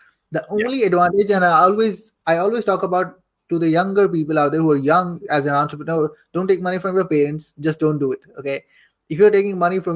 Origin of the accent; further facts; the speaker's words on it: Saudi Arabia; I am born and raised in Saudi Arabia